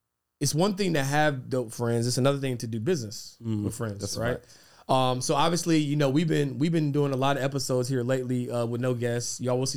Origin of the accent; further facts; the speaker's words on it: Charlotte, North Carolina, United States; I'm from Charlotte